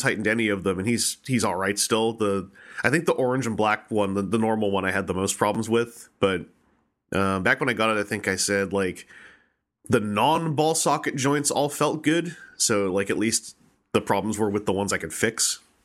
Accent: Victoria, British Columbia, Canada; my hometown of Victoria, B C

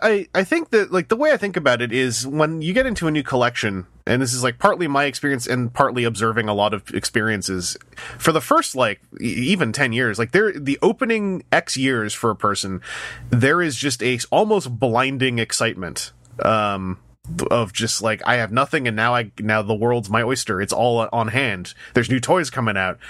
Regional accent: Canada; as a Canadian

